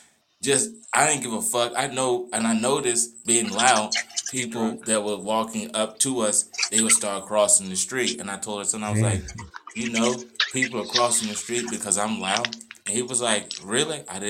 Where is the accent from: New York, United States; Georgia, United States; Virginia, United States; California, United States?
Virginia, United States; Richmond; moved away as an adult; now in United Kingdom; I'm from Richmond, Virginia.